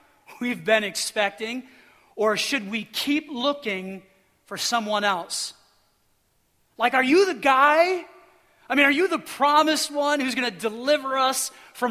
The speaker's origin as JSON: {"language": "English", "region": "Midwest", "country": "United States", "said": "I'm from the Midwest"}